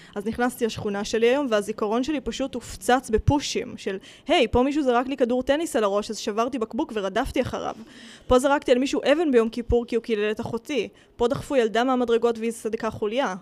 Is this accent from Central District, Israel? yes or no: yes; Rishon LeZion, Central District, Israel; moved away as an adult; now in Tel Aviv, Israel; ההורים שלי ברחו למערב ראשון, ואני ברחתי לתל אביב